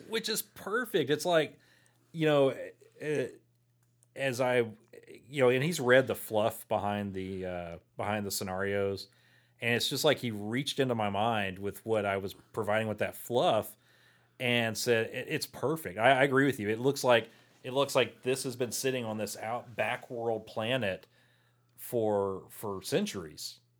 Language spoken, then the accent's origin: English; Port Lavaca, Texas, United States; now in Victoria, United States; I grew up in Portland Lavaca, so I wa, not from Victoria.